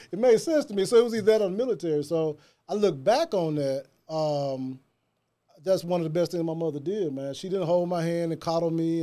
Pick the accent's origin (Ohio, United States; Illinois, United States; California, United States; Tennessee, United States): Tennessee, United States; Jackson; moved away as an adult; now in Memphis, United States; Born and raised in Jackson, Tennessee. That's East Jackson, Tennessee.